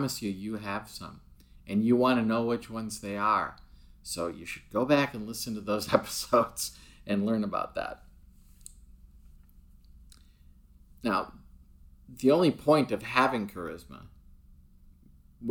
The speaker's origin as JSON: {"language": "English", "country": "United States", "said": "I'm obviously an American"}